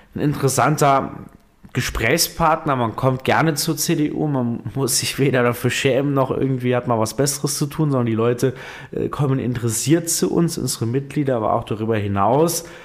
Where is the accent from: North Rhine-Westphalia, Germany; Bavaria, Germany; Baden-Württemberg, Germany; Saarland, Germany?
Saarland, Germany; bei uns im Saarland